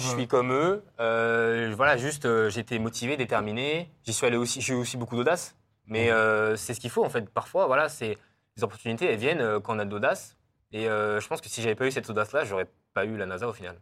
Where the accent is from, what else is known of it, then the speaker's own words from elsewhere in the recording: France; suis français européen